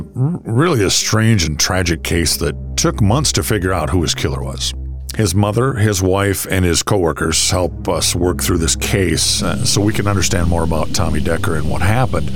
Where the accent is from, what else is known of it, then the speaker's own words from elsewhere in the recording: Minnesota, United States; I grew up in Minnesota, raised my family in Minnesota